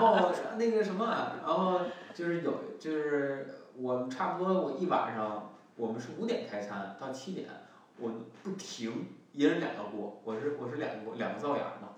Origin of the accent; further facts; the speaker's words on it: China; moved away; also born or lived in United States; 我们中国人